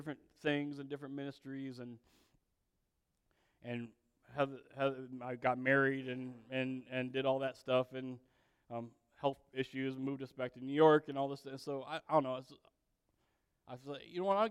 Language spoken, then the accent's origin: English; South Korea; I was born in South Korea in the 70s